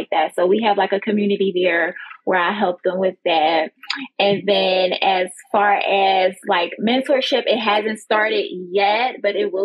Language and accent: English; Philadelphia, Pennsylvania, United States; now in Florida, United States; I'm originally from Philadelphia, but I currently reside here in Florida.